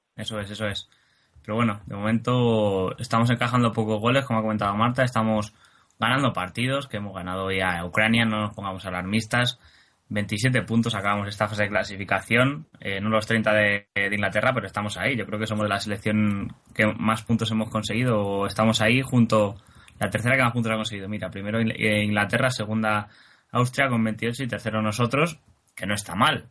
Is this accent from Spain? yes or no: yes; Spain; para algo somos españoles, eh, por lo menos los que hacemos este, este programa